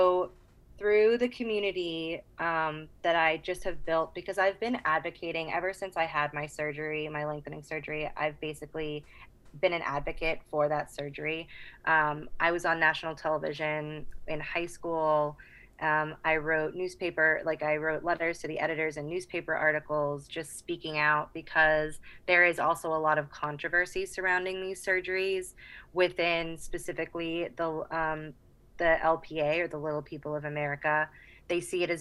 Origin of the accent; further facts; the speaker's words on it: Boston, Massachusetts, United States; moved away as an adult; also born or lived in Charleston, South Carolina; I'm originally from Boston, Massachusetts, just south of Boston